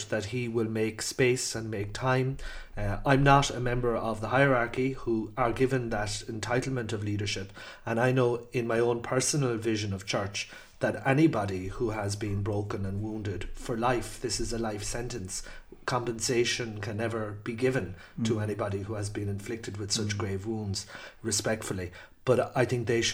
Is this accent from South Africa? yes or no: no; Ireland; our Irish identity, particularly as Irish citizens